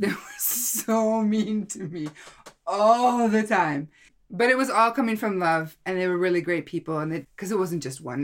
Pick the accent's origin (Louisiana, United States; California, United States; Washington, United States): Washington, United States; Seattle; moved away as an adult; now in Norway; I was born in Seattle, Washington